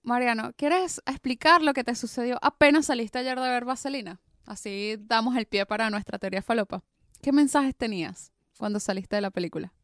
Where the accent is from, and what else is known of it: Venezuela; now in Buenos Aires, Argentina